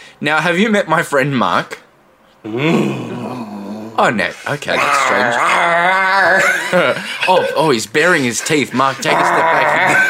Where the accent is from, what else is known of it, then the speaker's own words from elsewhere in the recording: Argentina; I'm from Argentina.